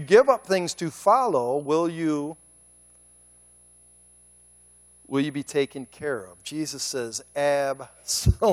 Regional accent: Cleveland, Ohio, United States; moved away as an adult; also born or lived in Chicago; I moved back to my hometown of Cleveland

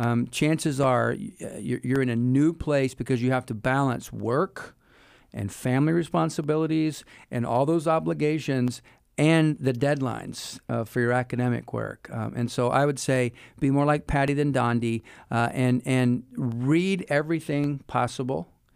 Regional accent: Wilmington, North Carolina, United States; moved away as an adult; also born or lived in England / Germany / Hawaii; now in Lynchburg, United States; I grew up in Wilmington, North Carolina

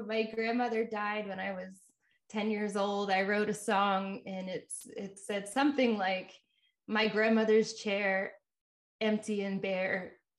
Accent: Jacksonville, Florida, United States; Jacksonville, Florida.

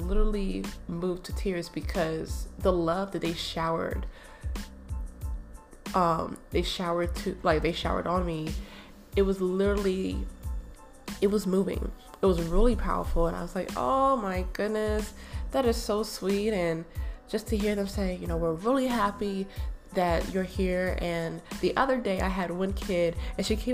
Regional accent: East Coast, United States; moved away as an adult; also born or lived in Michigan; now in Minnesota, United States; I'm from the East Coast and my family's in the East Coast

